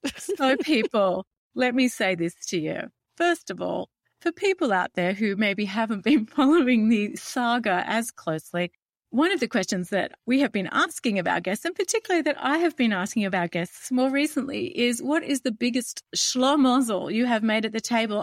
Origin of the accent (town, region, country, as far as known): Australia